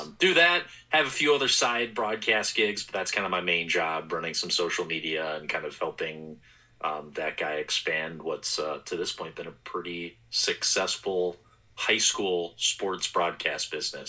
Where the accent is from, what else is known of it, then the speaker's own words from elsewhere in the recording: Wisconsin, United States; now in St. Paul, United States; I'm from Wisconsin